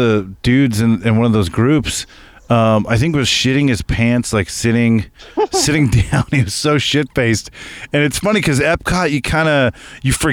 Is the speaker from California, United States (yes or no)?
yes; Southern California, United States; I grew up in Southern California